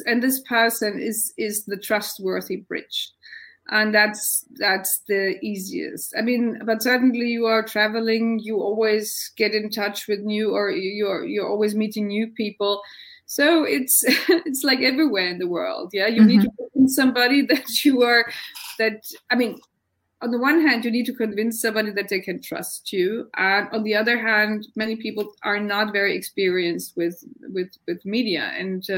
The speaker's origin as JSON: {"language": "English", "country": "Germany", "said": "I come from Germany"}